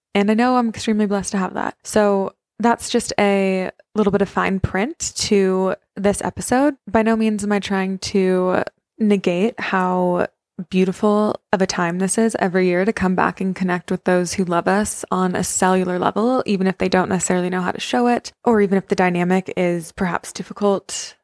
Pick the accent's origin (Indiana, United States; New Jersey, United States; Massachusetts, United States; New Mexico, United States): New Mexico, United States; Santa Fe; moved away; I came home for Christmas, so I'm at my parents' house